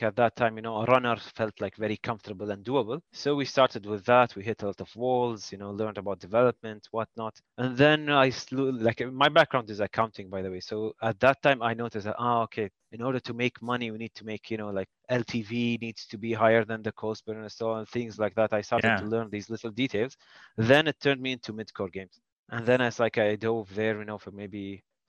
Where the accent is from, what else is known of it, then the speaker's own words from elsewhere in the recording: Kuwait; I'm from Kuwait